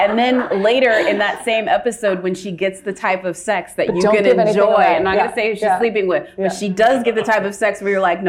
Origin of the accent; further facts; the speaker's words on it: Austin, Texas, United States; I come from Austin, Texas. For those of you that don't know, that is the hippy dippy side of Texas. That is, it's way more closer to Berkeley than it is to Dallas.